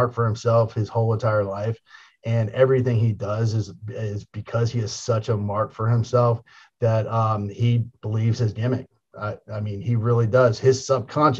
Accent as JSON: {"language": "English", "town": "Tampa", "region": "Florida", "country": "United States", "tie": "born or raised there", "said": "I got to, be in front of my hometown"}